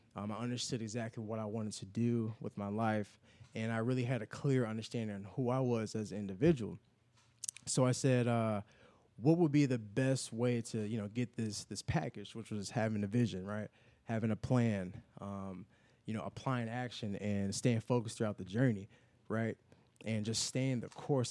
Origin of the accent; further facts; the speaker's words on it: Chicago, Illinois, United States; moved away as an adult; now in Indianapolis, United States; I grew up in the Chicago on the South Side